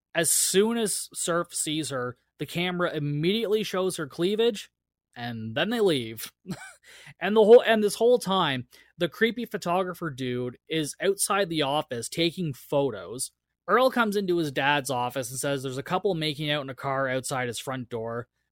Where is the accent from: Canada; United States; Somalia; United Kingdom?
Canada; I'm Canadian